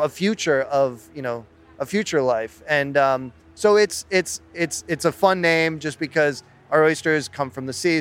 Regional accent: Cape Cod, Massachusetts, United States; moved away as an adult; now in Charleston, United States; I was born and raised on Cape Cod, came down to Charleston about 20 years ago to go to the College of Charleston.

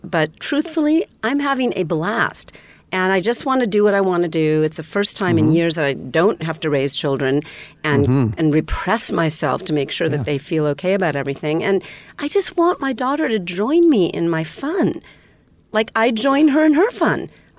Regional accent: the South, United States; accent: Southern; I might give up my Southern accent just to do it.

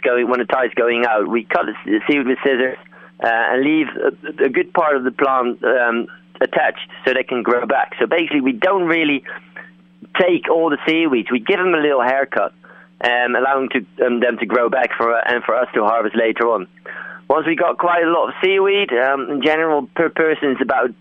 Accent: Netherlands; moved away as an adult; now in Cornwall, United Kingdom; I'm originally from Holland

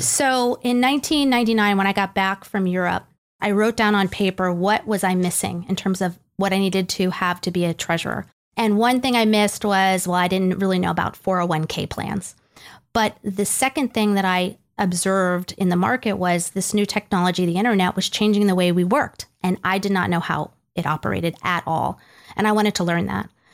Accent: Greenwich, Connecticut, United States; moved away as an adult; also born or lived in New York City / Nashville, Tennessee; now in Bellevue, United States; I grew up in Greenwich, Connecticut.

